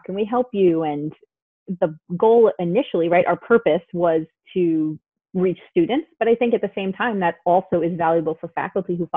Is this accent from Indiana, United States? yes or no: no; New York City, New York, United States; I grew up in Queens